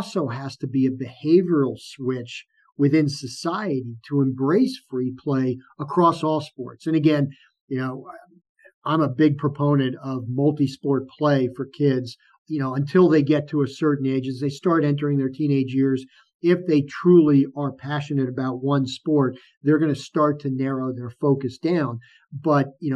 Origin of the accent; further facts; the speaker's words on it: New York City, New York, United States; growing up in New York, you go out into New York City years ago